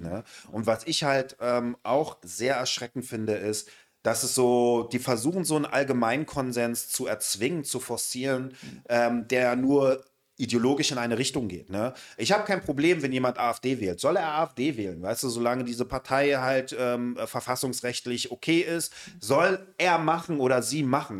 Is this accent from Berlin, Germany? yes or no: yes; Berlin, Germany; wir Berliner